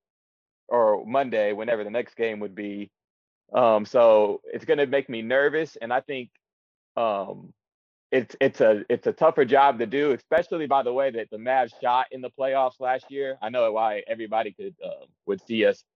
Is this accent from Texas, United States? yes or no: yes; Dallas, Texas, United States; my hometown team